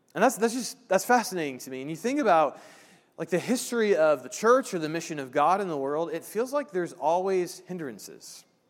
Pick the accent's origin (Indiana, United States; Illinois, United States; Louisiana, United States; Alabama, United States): Indiana, United States; moved away; I'm from Indiana